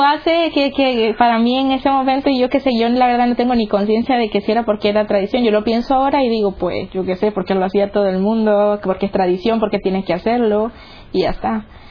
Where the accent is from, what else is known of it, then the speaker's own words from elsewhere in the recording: Nicaragua; moved away; soy de Nicaragua